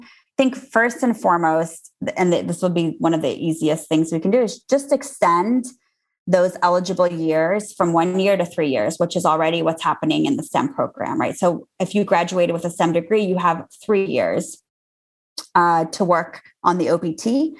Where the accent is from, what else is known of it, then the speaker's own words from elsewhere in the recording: Azerbaijan; moved away; also born or lived in Armenia; So I was born in the Soviet Union as it was collapsing. And we were, my family and I were refugees from Azerbaijan to Armenia.